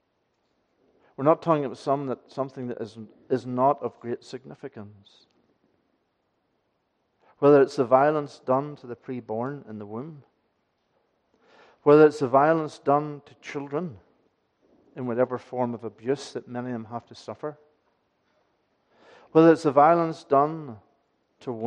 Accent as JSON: {"language": "English", "area": "Aghadowey", "region": "Northern Ireland", "country": "United Kingdom", "tie": "born or raised there", "moved": "yes", "said": "When I was learning this as a child, growing up in Achidui, going to Ballylagan Church"}